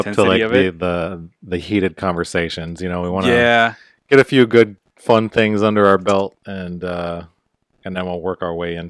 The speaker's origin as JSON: {"language": "English", "country": "United States", "tie": "born or raised there", "also_born_or_lived": "Heidelberg, Germany", "said": "So I'm Hungarian and Native American, but I was born and raised in America. I was from a military background."}